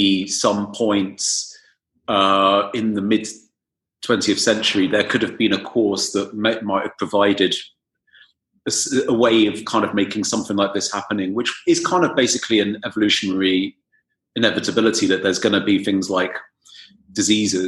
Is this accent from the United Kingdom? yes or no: yes; England, United Kingdom; now in Berlin, Germany; I'm in Berlin, and but you know, being English and the majority of my friends are still English and in mostly in London